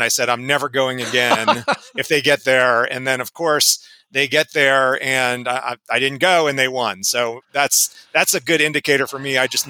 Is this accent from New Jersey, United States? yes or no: yes; Cherry Hill, New Jersey, United States; But always I tell someone I'm from Philadelphia and they said, oh, Philly, what part? And I have to say, well, Southern New Jersey.